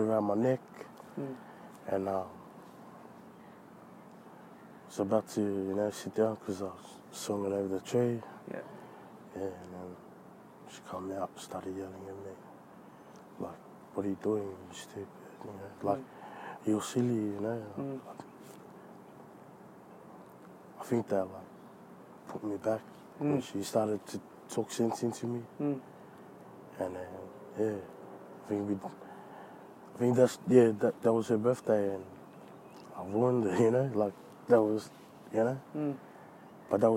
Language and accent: English; Sydney, New South Wales, Australia; also born or lived in New Zealand; even though I was born in New Zealand, I feel like, you know, Australia is my home, because this is where I grew up.